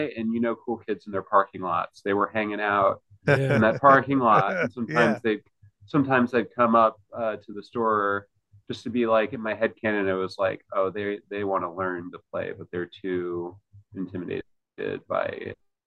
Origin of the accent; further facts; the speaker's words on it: Ridgefield, Connecticut, United States; moved away; I grew up in Ridgefield, Connecticut.